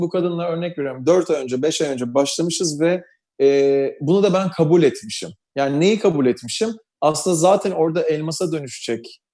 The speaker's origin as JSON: {"language": "Turkish", "region": "Istanbul", "country": "Turkey", "tie": "born or raised there", "said": "Aynı yerlerde büyümüşüz hep. Ben de lisem Üsküdar civarlarındaydı."}